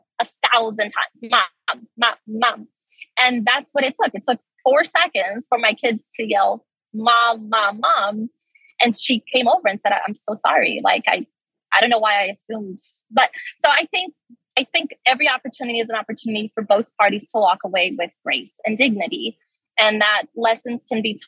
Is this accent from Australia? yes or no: no; Brazil; also born or lived in Brasília; now in United States; my family's all still there. My mom is here, but my father, my uncles, my cousins are all still in Brazil